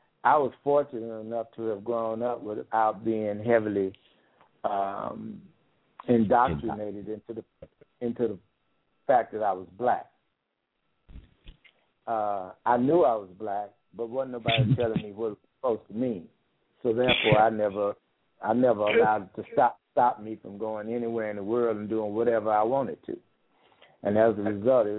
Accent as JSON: {"language": "English", "town": "Nashville", "region": "Tennessee", "country": "United States", "tie": "born or raised there", "moved": "as an adult", "said": "born and raised in Nashville, Tennessee, left there quite a few years ago and started traveling all the way around the world."}